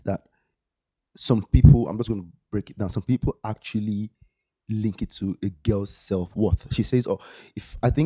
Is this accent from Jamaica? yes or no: no; Nigeria; moved away; We're actually coming from Nigerian perspective